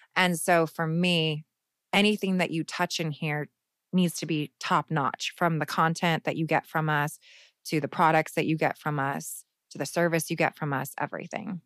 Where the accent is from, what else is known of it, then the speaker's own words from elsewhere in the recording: Phoenix, Arizona, United States; Phoenix, which is where I'm from